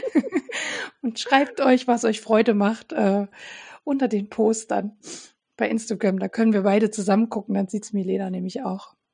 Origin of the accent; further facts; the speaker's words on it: Dresden, Saxony, Germany; aus meiner Heimatstadt Dresden